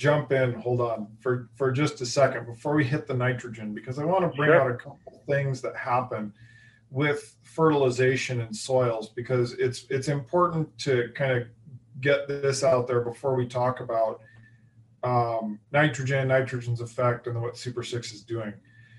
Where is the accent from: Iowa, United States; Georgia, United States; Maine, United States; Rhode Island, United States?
Iowa, United States; I've rooted from the Chiefs for the Chiefs ever since I was 8 years old, because I grew up in Central Iowa.